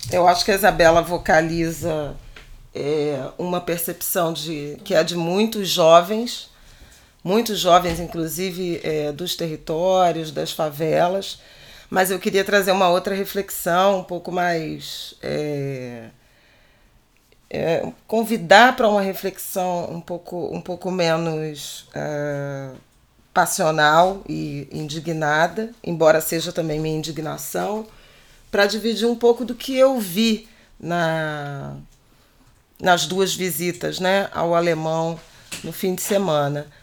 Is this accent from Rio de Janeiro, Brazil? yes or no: yes; Rio de Janeiro, Brazil; como carioca